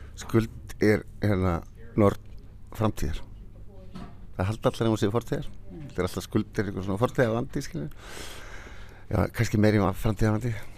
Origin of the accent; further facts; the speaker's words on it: Flateyri, Westfjords, Iceland; moved away; ég er frá Flatteri, maður vestfjörðum